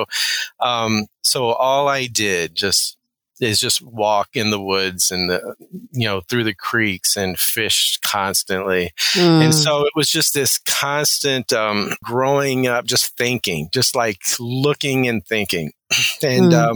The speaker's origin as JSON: {"language": "English", "region": "Kentucky", "country": "United States", "tie": "born or raised there", "also_born_or_lived": "Nebraska / Oregon", "moved": "as an adult", "said": "high school in Kentucky"}